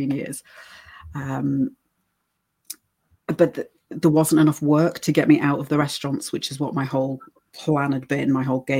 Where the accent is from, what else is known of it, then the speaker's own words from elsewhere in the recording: United States; born there; and then because I was born in the States, I can work over in America, whereas a lot of British girls can't because you need certain types of ID.